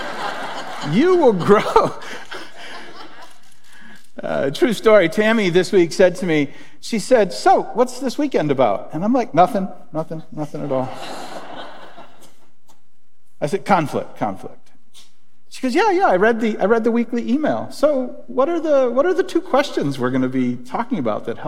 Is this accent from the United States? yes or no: yes; Springfield, United States; growing up in Springfield